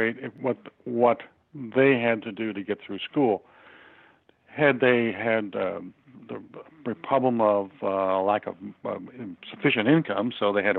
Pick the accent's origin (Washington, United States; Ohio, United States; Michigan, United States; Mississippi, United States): Michigan, United States; Detroit; I'm originally from Detroit, Michigan. Actually born in Detroit in 1939